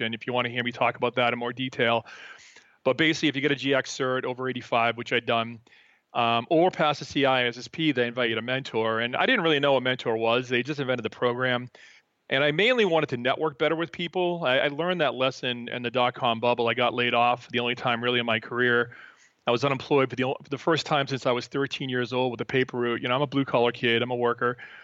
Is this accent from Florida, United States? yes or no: no; Boston, Massachusetts, United States; moved away as an adult; now in Peaks Island, Maine, United States; I'm from Boston originally